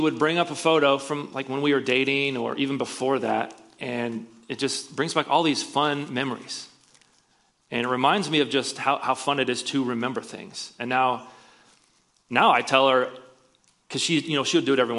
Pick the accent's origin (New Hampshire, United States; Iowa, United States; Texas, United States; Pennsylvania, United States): Iowa, United States; moved away; I'm from Iowa, so whenever I go back there, which is not often